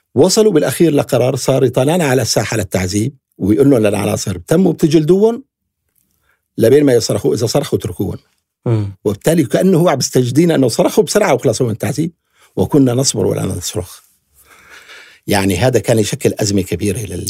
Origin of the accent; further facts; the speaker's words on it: Syria; نحن كسوريين بكل أطيافنا